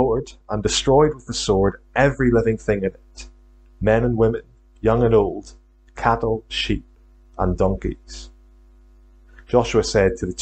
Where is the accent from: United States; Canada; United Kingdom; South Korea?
United Kingdom; Northern Ireland; accent: Northern Irish; also born or lived in Glasgow, Scotland; now in St Andrews, United Kingdom; I'm from Northern Ireland originally. Hopefully you can still pick up on a trace of a Northern Irish accent.